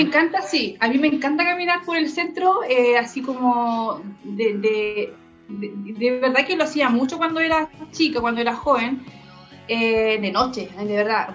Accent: Concepción, Biobío, Chile; also born or lived in San Pedro de la Paz; nací en Concepción, ya en Lorenzo Arena, ¿cierto? Y los barrios, me iba a jugar al cementerio, me arrancaba cuando, te digo, vivía con mi abuelo y todo, salía del colegio y me iba al Cerro Chepe a jugar con mis compañeros

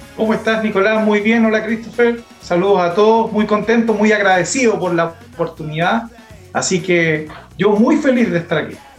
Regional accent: Coronel, Biobío, Chile; moved away as an adult; also born or lived in Lota / Los Ángeles / Chillán; now in Talca, Chile; yo soy nacido en Lota, avecindado en Coronel, donde viví toda la vida en Coronel

